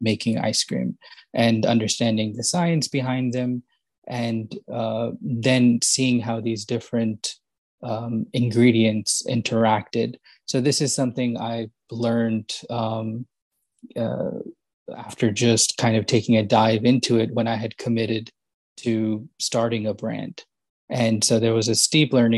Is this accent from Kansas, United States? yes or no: no; Yonkers, New York, United States; moved away as an adult; now in Princeton, United States; born in New York City and then grew up in a town named Yonkers, just kind of outside New York City